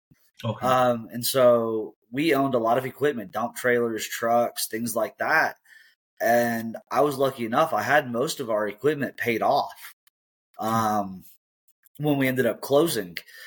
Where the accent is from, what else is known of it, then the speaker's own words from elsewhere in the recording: Colorado, United States; I grew up in Colorado